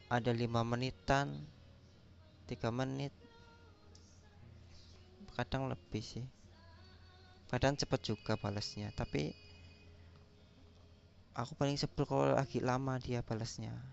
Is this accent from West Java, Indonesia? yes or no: no; Kebumen, Central Java, Indonesia; Aku dari Kebumen, Jawa Tengah. Khususnya Indonesia dong.